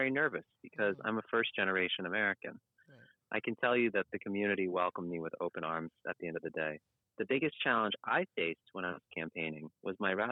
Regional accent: Providence, Rhode Island, United States; Yes I was born right in Rhode Island not in Newport but in the city just north in our capital city Providence

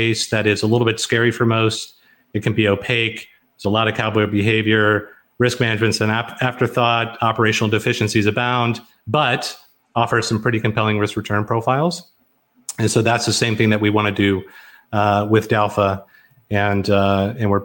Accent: Garland, Texas, United States; moved away as an adult; also born or lived in Tokyo / Hong Kong / Southlake, Texas; I'm here in Southlake, Texas. I grew up in Garland, Texas, which is relatively nearby.

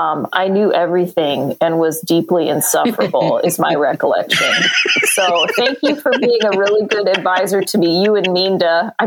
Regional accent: Pacific Northwest, United States; now in Nashville, United States; I'm originally from the Pacific Northwest.

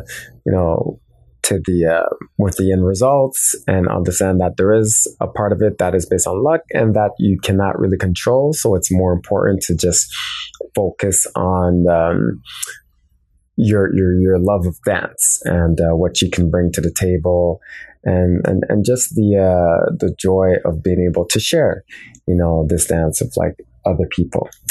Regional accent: Montreal, Quebec, Canada; I'm from Montreal, Quebec, Canada

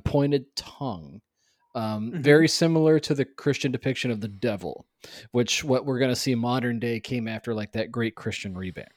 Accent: Tennessee, United States; growing up in Tennessee

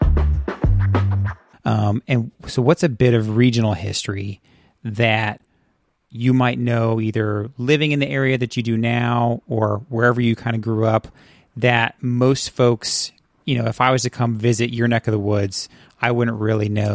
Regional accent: Central Coast of California, United States; I grew up in Central California, in the Central Coast of California

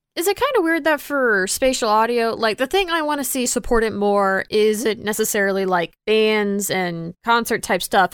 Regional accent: Texas, United States; now in Florida, United States; I grew up in Texas and I currently live in Florida

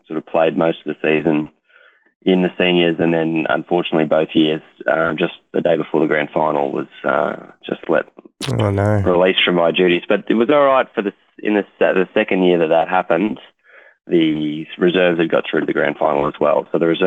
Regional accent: Echuca, Victoria, Australia; also born or lived in Albury; we grew up in Albury, in Echuca together

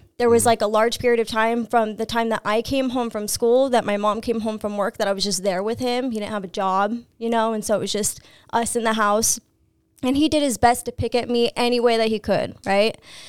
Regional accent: Lakeside, California, United States; also born or lived in Santee / El Cajon; Grew up in Lakeside, moved to Santee, then ended up in El Cajon somehow.

